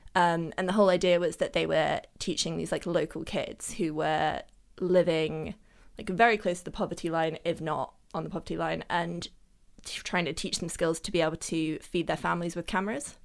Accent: London, United Kingdom; also born or lived in Germany; I've always like lived in and around London

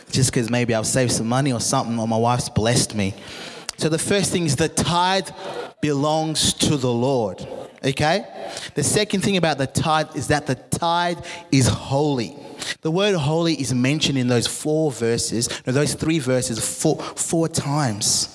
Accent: Zimbabwe; moved away; I'm from Africa. I'm from Zimbabwe

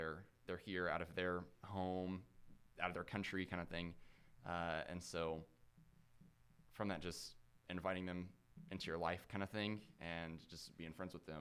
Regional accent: Huntsville, Alabama, United States; I grew up in Huntsville

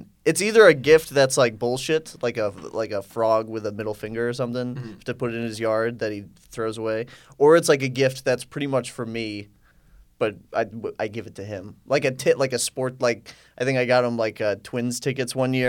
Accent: Minnesota, United States; I grew up in Minnesota.

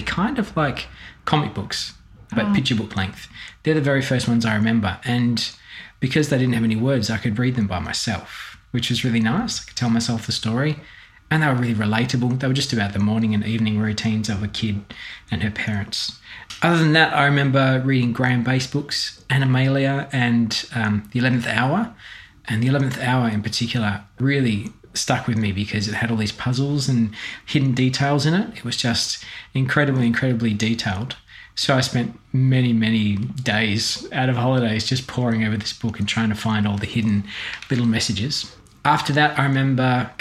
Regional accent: Fremantle, Western Australia, Australia; also born or lived in Palmyra, Western Australia; I was always living around Frio. I was born at Woodside in East Frio. I lived in South Frio until I was about 5 and then moved to my grandparents' old house in East Frio

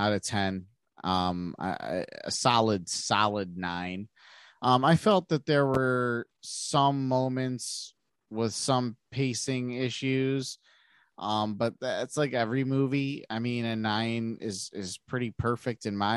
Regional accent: United States; I'm not even German. I'm American, speaking American

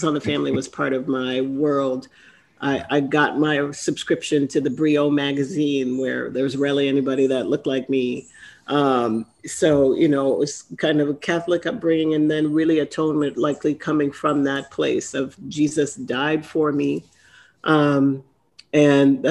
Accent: Trinidad & Tobago; I grew up in Trinidad

